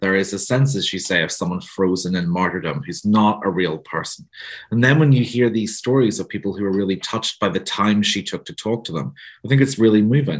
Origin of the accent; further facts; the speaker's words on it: Northern Ireland, United Kingdom; you can tell from my accent. I'm from Northern Ireland